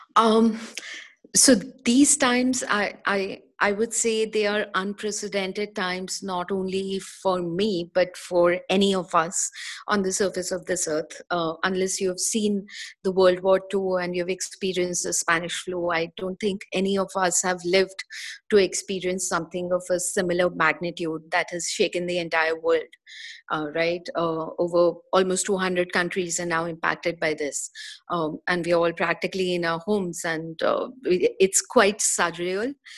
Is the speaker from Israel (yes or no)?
no; India; moved away as an adult; also born or lived in Singapore; I was born, brought up in India, uh, and spent good part of my first 30 years of my life in India.